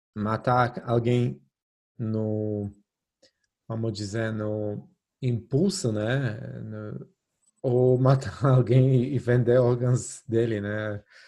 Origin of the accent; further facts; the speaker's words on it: Poland; now in Brazil; na Polônia, né? Onde eu cresci